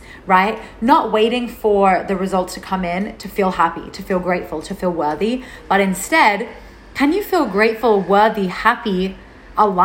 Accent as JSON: {"language": "English", "town": "Melbourne", "region": "Victoria", "country": "Australia", "tie": "born or raised there", "also_born_or_lived": "Byron Bay, New South Wales", "moved": "as an adult", "said": "I left my home state of Melbourne in Australia and I moved to Byron Bay in New South Wales."}